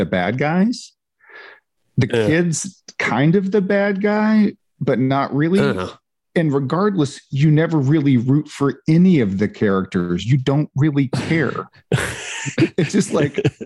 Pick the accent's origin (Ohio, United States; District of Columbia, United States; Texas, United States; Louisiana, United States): Ohio, United States; now in Georgia, United States; growing up in Ohio, which is much closer to where you all are